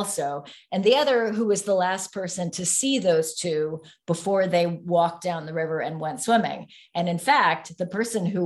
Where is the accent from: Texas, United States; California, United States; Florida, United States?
California, United States; San Francisco; So I grew up in San Francisco. We didn't move there until 1969